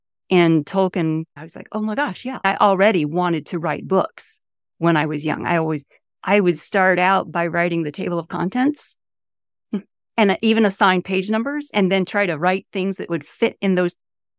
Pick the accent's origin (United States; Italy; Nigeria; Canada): United States; Homestead, Florida; born there; also born or lived in Mallorca; I went a little bit of everywhere the first few years of my life. I was born in Homestead on the Air Force base, okay. which is no longer there. But you know, I lived in Mallorca for, I guess, a year when I was an infant.